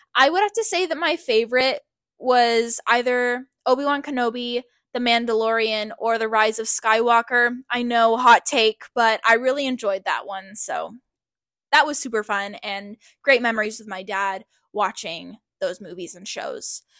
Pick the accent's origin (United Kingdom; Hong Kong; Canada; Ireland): Canada; also born or lived in Hawaii; We were all born and raised in Canada